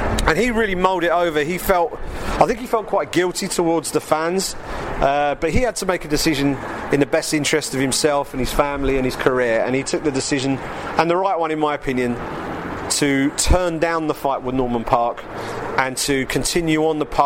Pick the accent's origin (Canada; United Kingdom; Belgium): United Kingdom; England; as an Englishman